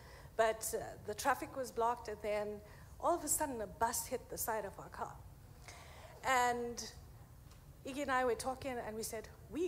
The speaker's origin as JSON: {"language": "English", "country": "South Africa", "said": "South Africa."}